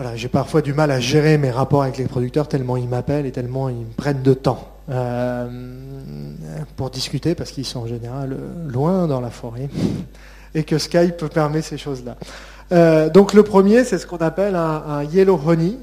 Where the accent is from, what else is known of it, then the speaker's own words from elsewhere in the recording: France; En tant que Français et qu'Européens